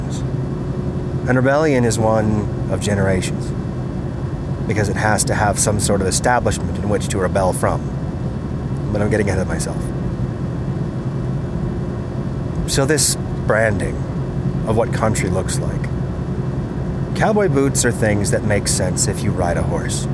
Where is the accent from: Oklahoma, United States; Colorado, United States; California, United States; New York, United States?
Colorado, United States; Colorado, my home state